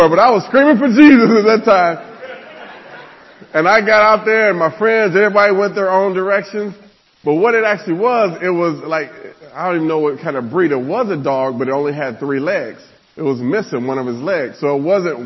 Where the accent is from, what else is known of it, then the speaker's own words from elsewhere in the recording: Nebraska, United States; I grew up in Nebraska